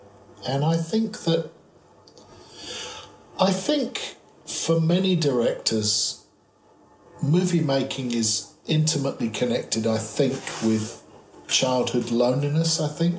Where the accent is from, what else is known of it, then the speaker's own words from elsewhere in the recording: Cheam, London, United Kingdom; I was born in Cheam, England, which is in Surrey. It's just outside London. It's part of the suburban sprawl of London, and I was born there in 1955.